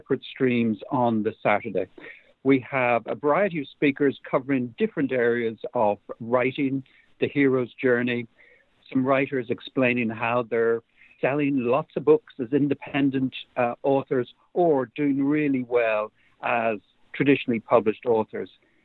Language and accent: English; Ireland; I'm from Ireland. I live in Dublin